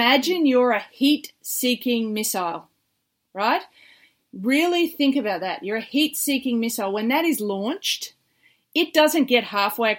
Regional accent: Australia; as an Aussie beach volleyballer

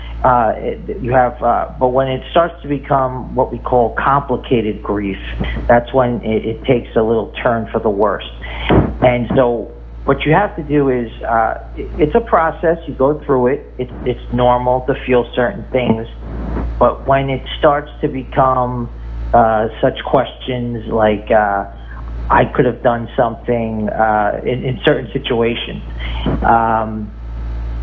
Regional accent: New York, United States; I grew up in New York.

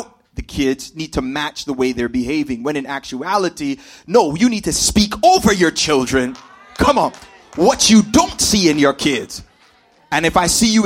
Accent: Toronto, Ontario, Canada; I grew up here in Scarborough. I'm a Scarborough man, fam.

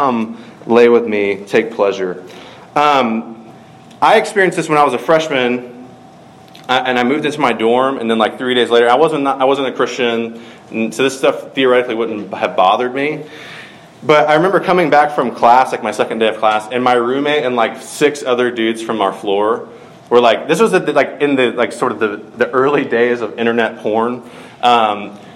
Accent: Georgia, United States; from my home state

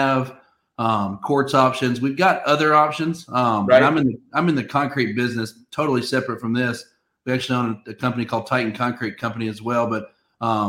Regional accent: Nashville, Tennessee, United States; I'm from Nashville, born and raised in Nashville

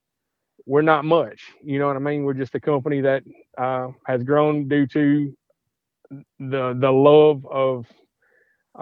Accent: Madisonville, Kentucky, United States; I am from Madisonville, Kentucky, so I'm warehousing some of these components and stuff here in Madisonville

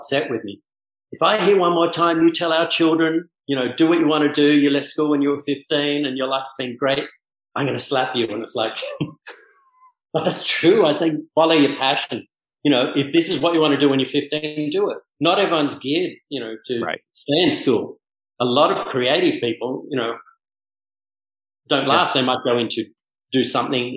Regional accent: Manly, New South Wales, Australia; also born or lived in Mauritius; now in Bahamas; I grew up in Manly Beach surfing

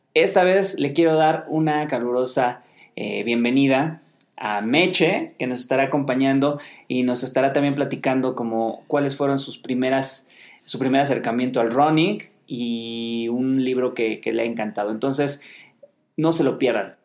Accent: Mexico City, Mexico; Nosotros somos de Ciudad de México, eh, acá en México

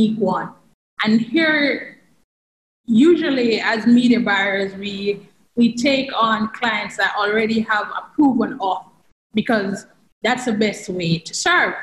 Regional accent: Jamaica; I'm from Jamaica

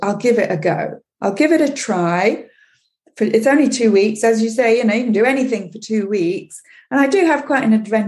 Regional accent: England, United Kingdom; moved away as an adult; now in Quebec, Canada; I grew up in England

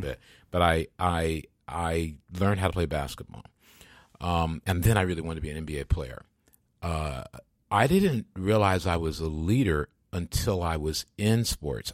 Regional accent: Grand Rapids, Michigan, United States; my hometown, Grants, Michigan

